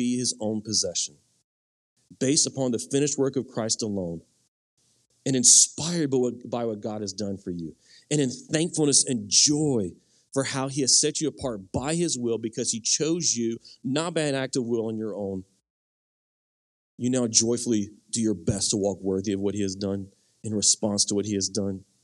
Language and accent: English; United States; My primary identity is no longer in being American or being Cajun, or I'm not really Cajun anyway. I'm Cajun by marriage